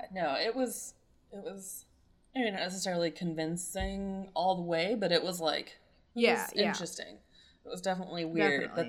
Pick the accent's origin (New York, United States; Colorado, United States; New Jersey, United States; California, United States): Colorado, United States; now in Huntington, United States; I grew up in Colorado, so everything's relatively new.